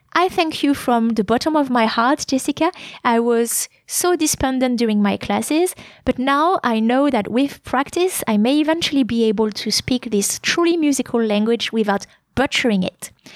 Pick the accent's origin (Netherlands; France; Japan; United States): France; English is a second language